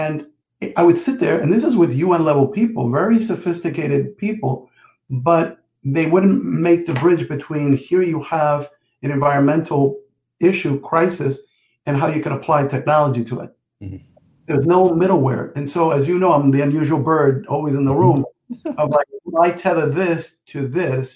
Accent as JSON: {"language": "English", "town": "Jersey City", "region": "New Jersey", "country": "United States", "tie": "born or raised there", "said": "growing up in Jersey City, New Jersey"}